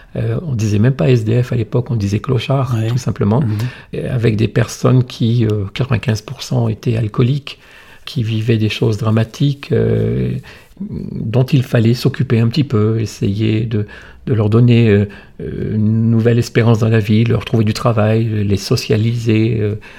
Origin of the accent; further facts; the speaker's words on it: the Nord, Hauts-de-France, France; also born or lived in Alsace / Monaco / Dunkirk; now in Valence, France; je suis originaire du Nord